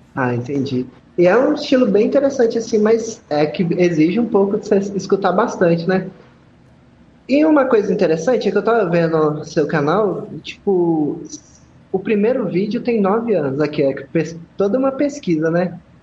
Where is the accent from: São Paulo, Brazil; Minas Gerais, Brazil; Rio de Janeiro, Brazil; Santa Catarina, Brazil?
Minas Gerais, Brazil; Belo Horizonte; Eu sou de Belo Horizonte.